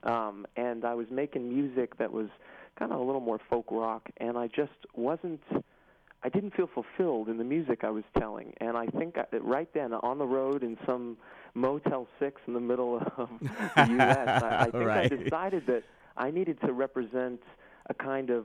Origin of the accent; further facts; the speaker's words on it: Los Angeles, California, United States; I was born in Los Angeles